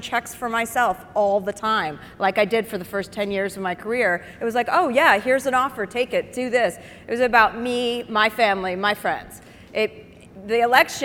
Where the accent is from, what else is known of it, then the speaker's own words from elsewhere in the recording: Livingston, New Jersey, United States; moved away; also born or lived in Brentwood / Bel Air; I grew up in Livingston, New Jersey